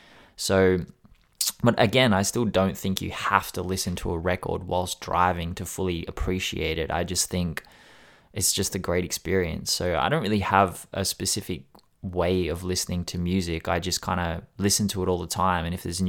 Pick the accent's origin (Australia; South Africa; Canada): Australia; Sydney, New South Wales; I grew up in Sydney, in the West, in Australia. So I grew up around people with subs in their car